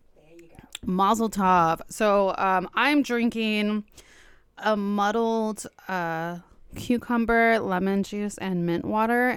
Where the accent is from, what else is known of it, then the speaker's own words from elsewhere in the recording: Los Angeles, California, United States; I'm from Los Angeles, born and bred